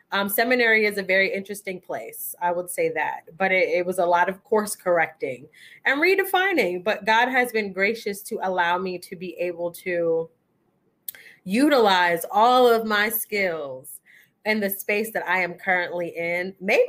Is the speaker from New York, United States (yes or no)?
yes; Queens, New York, United States; Okay, so for the purposes of this particular episode, I am from Queens, New York, and how I got here is school. Well, to the DMV area, because I really don't know where we are.